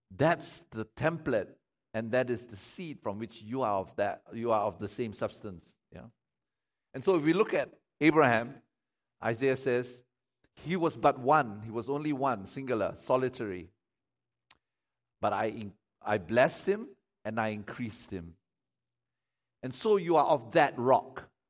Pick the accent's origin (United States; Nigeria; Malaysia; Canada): Malaysia; I don't primarily i- identify myself as a Malaysian